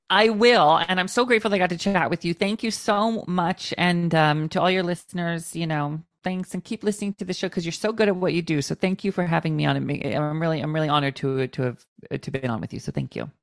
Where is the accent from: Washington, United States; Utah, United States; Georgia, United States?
Washington, United States; also born or lived in Palm Springs / Los Angeles; now in Long Island, United States; where I grew up in Washington State